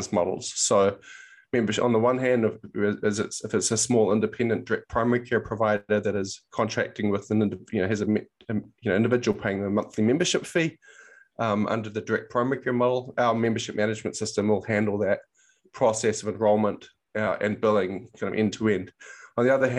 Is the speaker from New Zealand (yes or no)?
yes; New Zealand; moved away as an adult; now in United States; I'm actually from New Zealand, so came over to the US in about 2009